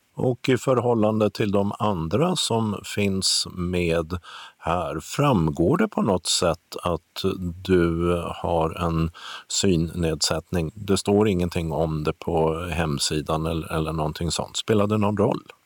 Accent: Stockholm, Stockholm County, Sweden; jag är ju gammal stockholmare

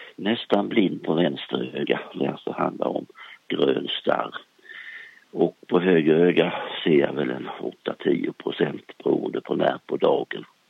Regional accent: Småland, Sweden; moved away; jag är gärna uppe i Småland, i min hembygd, där jag är född

